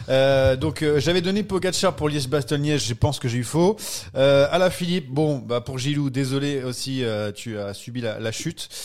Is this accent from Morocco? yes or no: no; France; on est français